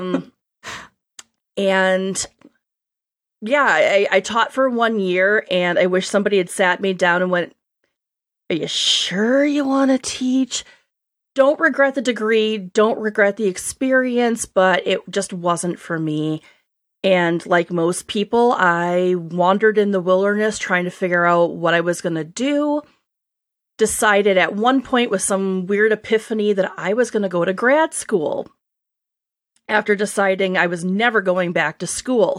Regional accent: Wisconsin, United States; accent: upper Great Lakes; now in Boston, United States; I grew up in Wisconsin, and my accent every so often will come out. So you upper Great Lakes people will think I sound very normal. Um, but I now live in Boston.

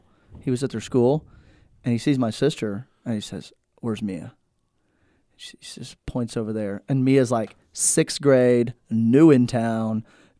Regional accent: Tulsa, Oklahoma, United States; I am from Tulsa, Oklahoma. I'm from Tulsa, Oklahoma.

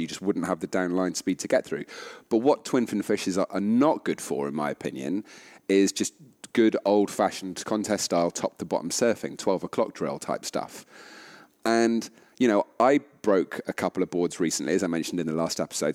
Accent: United Kingdom; as British people

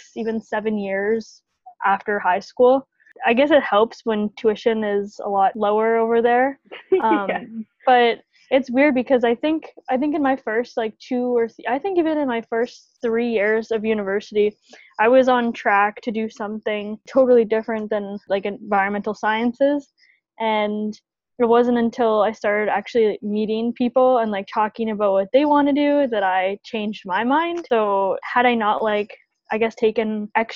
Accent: Winnipeg, Manitoba, Canada; moved away as an adult; now in Toronto, Canada; I'm from Winnipeg, good old Winnipeg, Manitoba

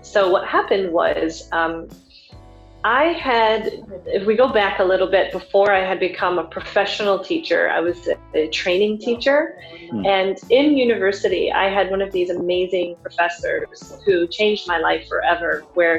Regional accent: United States; moved away as an adult; coming back to where I grew up in the United States and working at the high school that I graduated from.

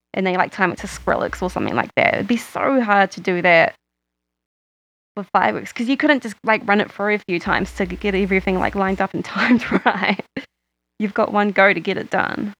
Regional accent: Christchurch, Canterbury, New Zealand; moved away; I grew up in Christchurch

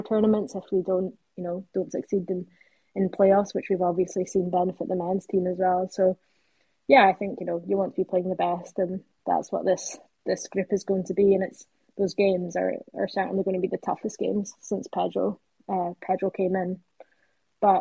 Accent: Brechin, Scotland, United Kingdom; I'm from Brecon

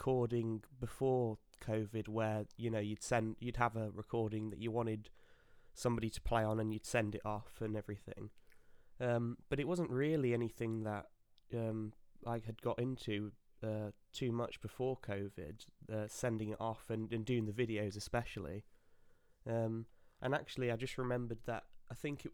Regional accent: the north of England, United Kingdom; Both northerners as well. Although I'm probably considered a southerner to you

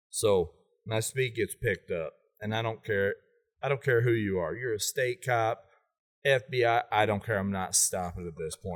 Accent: Fairview Heights, Illinois, United States; and I'm from Fairview Heights, I leave Fairview and I, am like, man, my stomach is killing me.

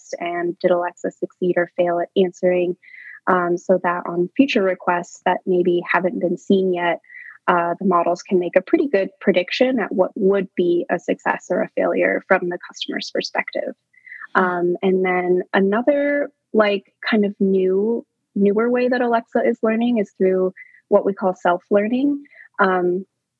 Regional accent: United States; I, as an American school child, learned Spanish in elementary school

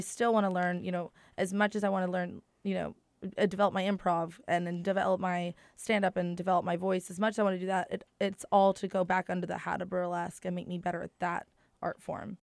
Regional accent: Proctorville, Ohio, United States; moved away; also born or lived in Huntington, West Virginia; I'm from a small town, like, I went to school in, like, Proctorville, Ohio, and we both met and pretty much were, grew up as adults in Huntington, West Virginia

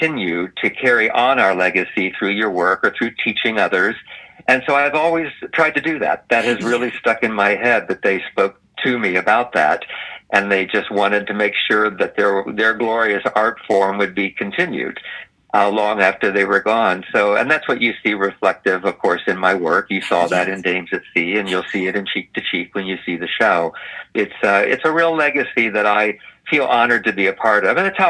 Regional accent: Columbus, Ohio, United States; moved away; I was from Ohio, from Columbus, Ohio

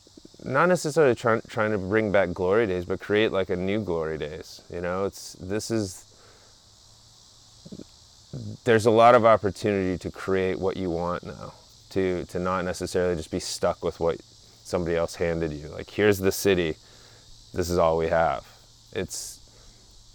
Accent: Midwest, United States; being a Midwesterner

